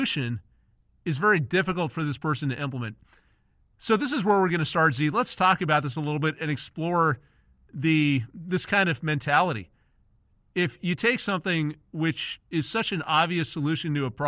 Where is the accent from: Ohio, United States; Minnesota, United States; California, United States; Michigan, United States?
California, United States; Southern; I'm from Southern California